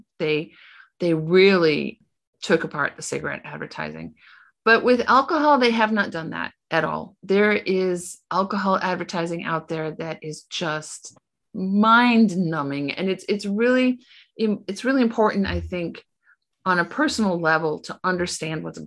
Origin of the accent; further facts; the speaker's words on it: United States; moved away as an adult; also born or lived in Illinois; now in Portugal; I was at home in the United States this summer